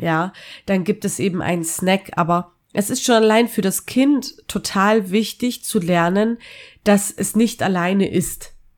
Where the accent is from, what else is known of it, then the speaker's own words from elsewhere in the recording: Austria; in meiner Kindheit in Österreich